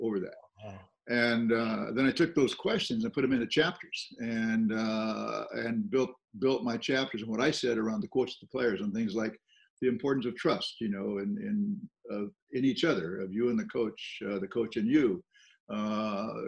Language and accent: English; Southern California, United States; From Southern California